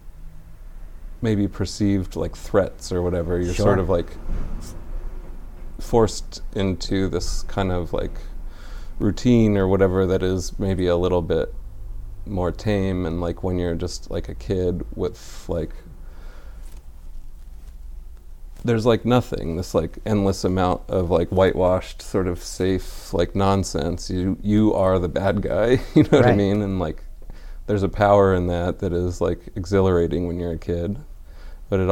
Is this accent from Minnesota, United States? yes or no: no; Foster City, California, United States; also born or lived in San Francisco; did like a lot of my growing up in San Francisco.